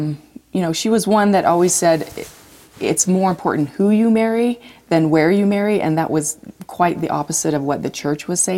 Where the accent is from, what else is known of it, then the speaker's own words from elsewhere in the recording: Magna, Utah, United States; We grew up in Magna, Utah.